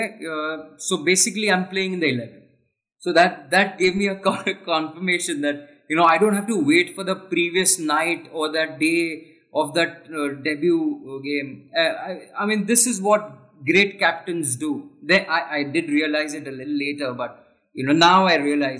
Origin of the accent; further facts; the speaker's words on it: Mumbai, Maharashtra, India; Growing up in Bombay